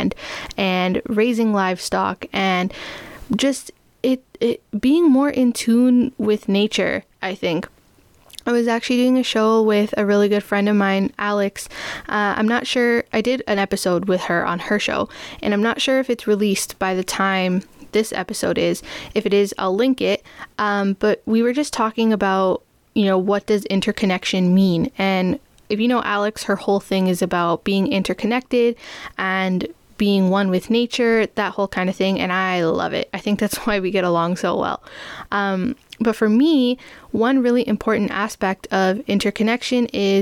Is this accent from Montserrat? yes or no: no; Toronto, Ontario, Canada; also born or lived in Guelph; I grew up in Toronto, still live in Toronto with my parents